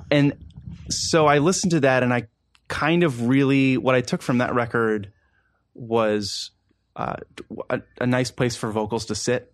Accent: Baltimore, Maryland, United States; moved away as an adult; also born or lived in Maine; now in Washington, D.C., United States; I grew up in Baltimore

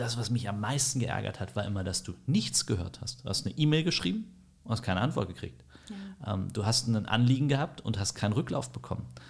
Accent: Berlin, Germany; bin in Berlin aufgewachsen, groß geworden

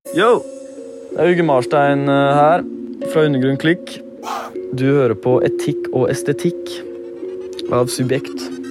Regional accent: Norway; jeg har jo sånn som blitt oppvokst i den norske kulturen, antar jeg, da, i og med at jeg har gått på barneskole i Norge, gått på ungdomsskole, videregående

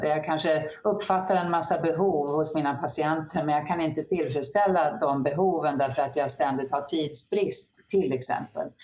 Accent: Norrland, Sweden; moved away; när jag växte upp i Norrland

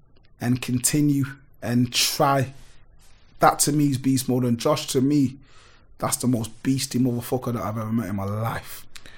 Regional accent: Spanish Town, Saint Catherine, Jamaica; born there; Like I'm Jamaican, I was born in Spanish town. Like, I'm 38

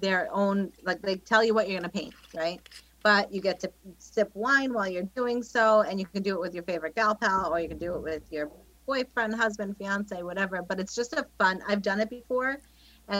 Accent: Bay Shore, New York, United States; my hometown

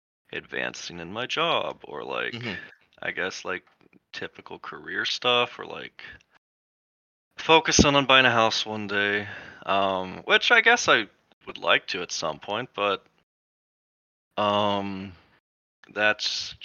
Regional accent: Paradise, California, United States; also born or lived in Escondido, United States; I was born in Southern California, Escondido area. I was there, barely remember much of that, and then we moved to Central California, a small town called Paradise

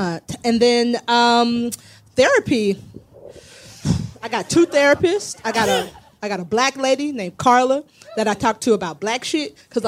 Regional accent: Florida, United States; now in Los Angeles, United States; I'm from Florida

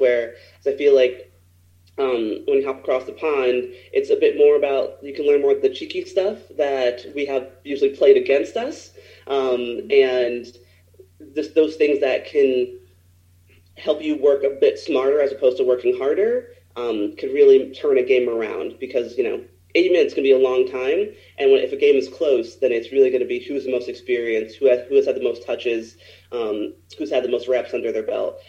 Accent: United States; as American players

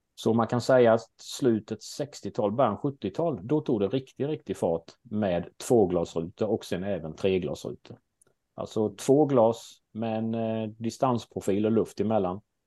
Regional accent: Småland, Sweden; accent: Småland dialect; Min dialekt brukar avslöja mig och det stämmer bra att jag är från Småland

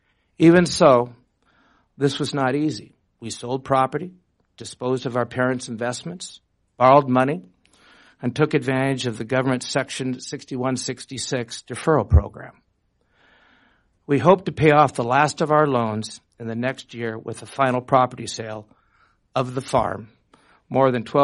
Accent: Redmond, Washington, United States; also born or lived in Bellevue, Washington; In 1957, we also bought our home and family farm called Gunshy Manor, which is also located in Redmond. We moved from Bellevue to Redmond

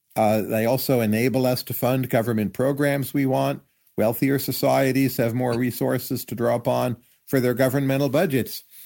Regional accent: United States; I feel as an American, you're freer to do things

